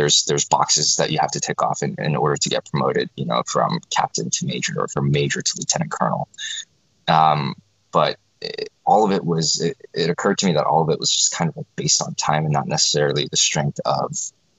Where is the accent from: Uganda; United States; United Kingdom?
United States; South Florida; also born or lived in South Korea; I was born in Korea, lived there till I was six. Parents and I immigrated to the United States in 1995. Grew up in South Florida